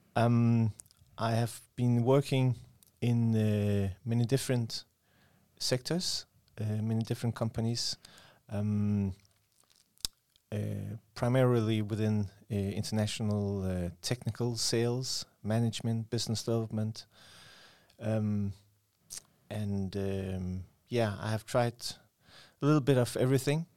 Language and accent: English; Aalborg, North Denmark Region, Denmark; I was born and raised in Aalborg